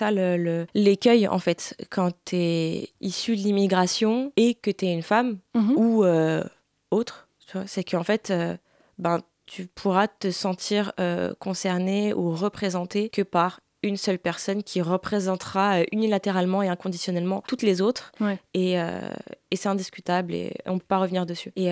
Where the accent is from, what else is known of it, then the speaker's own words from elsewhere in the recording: Rif, Morocco; je suis originaire du Rif. Donc euh, ça induit que dans mon éducation, euh, le terme d'arabe, mhm. il est un peu particulier, le rapport à l'arabité est un peu particulier, dans le sens où on se considère d'abord comme amazir, donc comme berbère